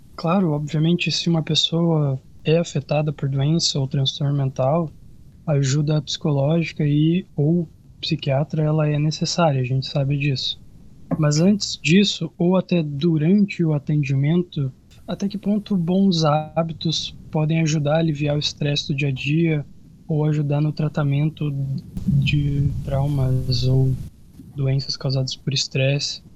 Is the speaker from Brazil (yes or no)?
yes; Santa Rosa, Rio Grande do Sul, Brazil; Aqui em Santa Rosa, que é onde eu nasci, onde eu moro